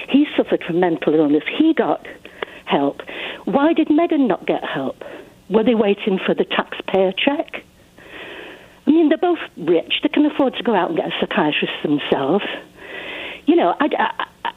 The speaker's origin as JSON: {"language": "English", "region": "England", "country": "United Kingdom", "tie": "born or raised there", "said": "I was growing up in England in the 50s and the 60s, which gives you some idea how old I am."}